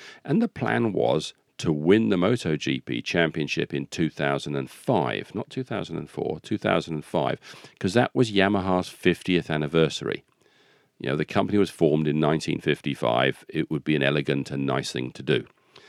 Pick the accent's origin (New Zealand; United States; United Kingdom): United Kingdom; Rugby, West Midlands; born there; I can say that because I was born in Rugby.